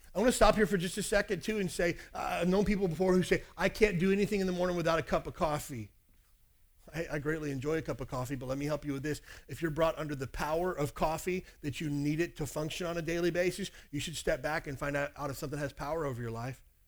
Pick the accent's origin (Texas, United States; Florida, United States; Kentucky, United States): Kentucky, United States; I grew up in Kentucky.